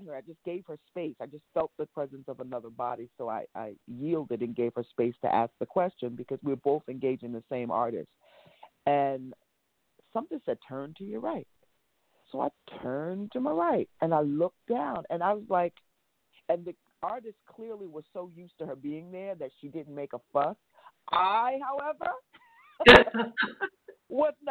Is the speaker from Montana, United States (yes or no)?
no; New York, United States; as New Yorkers, I'm a New Yorker